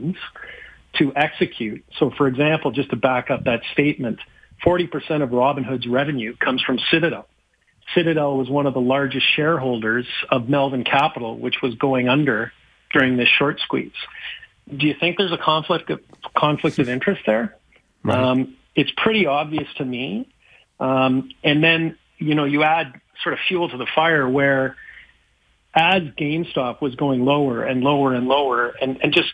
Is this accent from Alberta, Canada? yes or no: yes; Calgary, Alberta, Canada; moved away; I'm from Calgary